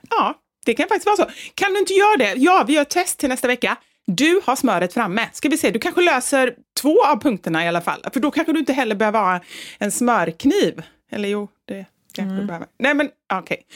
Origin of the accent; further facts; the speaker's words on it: Västra Götaland, Sweden; accent: Gothenburg dialect; ofrivilligt börjar ju liksom prata som dem fast när jag vill hålla kvar i min göteborgska.